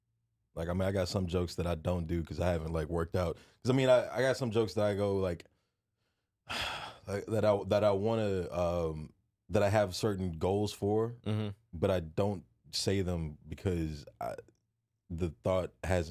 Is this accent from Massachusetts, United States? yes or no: no; Houston, Texas, United States; I grew up in Houston. There's nothing but Vietnamese people there.